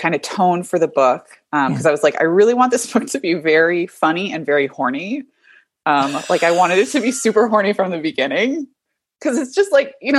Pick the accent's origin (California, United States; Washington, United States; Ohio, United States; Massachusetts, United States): California, United States; Los Angeles; I was born and raised in Los Angeles, where I currently live with my husband and our two dogs, Basil and Mozzarella